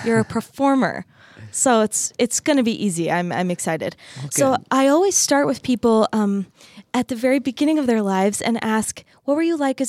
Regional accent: Arizona, United States; also born or lived in Texas / Utah; I grew up in Arizona and then lived in Texas and then Utah.

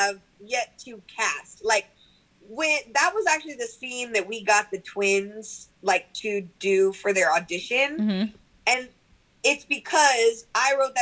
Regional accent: Bishop, Texas, United States; I'm from the Monte. Like I am like from the ranch out here in like the flatlands. That's what I call Bishop

